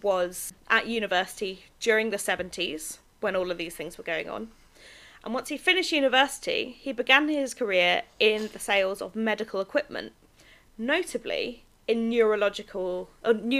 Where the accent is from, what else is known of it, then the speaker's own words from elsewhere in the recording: United Kingdom; I am British